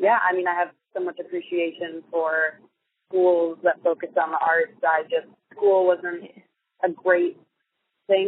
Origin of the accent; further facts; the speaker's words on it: Bay Village, Ohio, United States; moved away as an adult; also born or lived in Los Angeles; I was born and raised in a little city called Bay Village right outside of Cleveland, Ohio